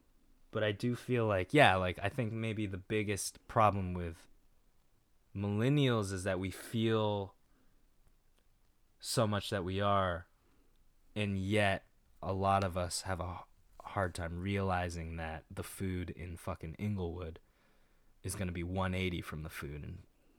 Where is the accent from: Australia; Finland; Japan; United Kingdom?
Japan; which combined with the fact that I spent, you know, 5/6 of my life until 18 in Japan